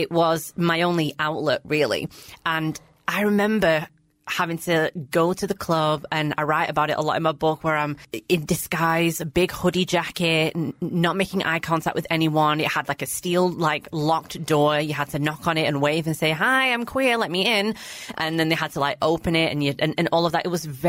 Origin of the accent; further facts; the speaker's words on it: Blackburn, North West England, United Kingdom; I grew up in Blackburn, which is a small-ish town, predominantly Asian